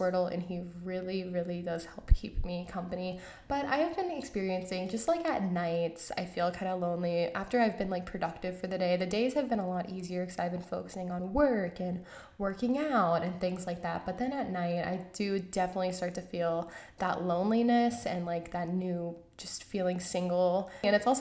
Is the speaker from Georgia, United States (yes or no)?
yes; Georgia, United States; moved away; I am from Georgia, I'm from the South